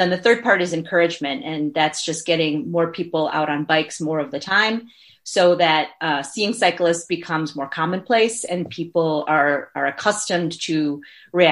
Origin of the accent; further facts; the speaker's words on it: Chicago, Illinois, United States; now in Milwaukee, United States; I come from the Chicago area